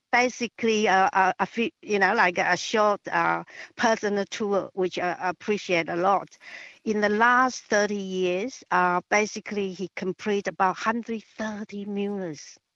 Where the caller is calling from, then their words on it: Sheffield, Tasmania, Australia; here. I'm calling from Sheffield in Tasmania.